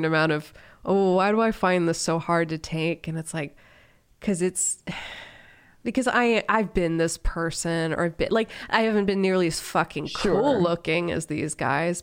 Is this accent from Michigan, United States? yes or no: no; Ohio, United States; I'm from Ohio